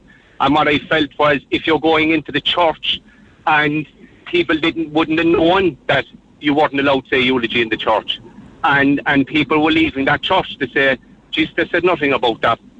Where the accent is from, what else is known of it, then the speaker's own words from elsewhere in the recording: Cork, Munster, Ireland; now in Mallow, Ireland; we're living in Mallow, but we're originally from Dublin Hill in Cork. I'm living in Mallow 17 years.